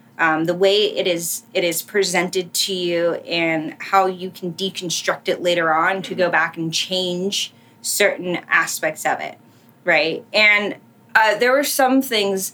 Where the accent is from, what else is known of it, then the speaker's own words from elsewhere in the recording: United States; as an American